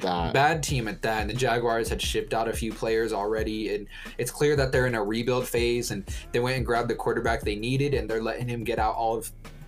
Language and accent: English; Colorado, United States; We're from Colorado